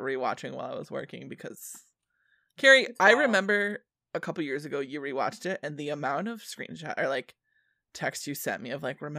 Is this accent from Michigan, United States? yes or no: yes; Michigan, United States; We're from the Michigan, and we don't usually go outside and eat dinner on these big, giant open spaces of, or lunch.